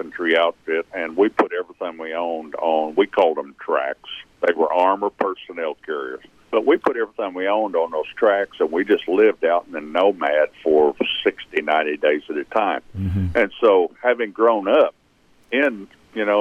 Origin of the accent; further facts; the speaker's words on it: Claremore, Oklahoma, United States; also born or lived in Pryor, Oklahoma; I was born in one county over in Pryor, Oklahoma. We moved to an 80-acre farm in Rogers County outside of Claremore whenever I was 3 months old. And other than my time in service and a little bit of work thing, I've always been right here